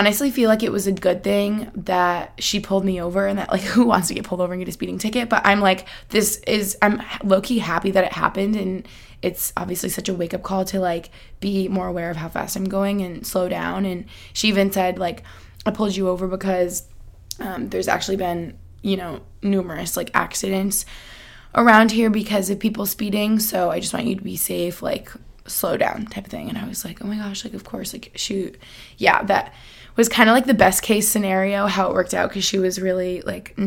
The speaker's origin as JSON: {"language": "English", "country": "United States", "tie": "born or raised there", "also_born_or_lived": "Albany, New York / Boston, Massachusetts", "moved": "as an adult", "lives_now": "Pennsylvania, United States", "said": "I grew up in Albany and, like, outside of Boston"}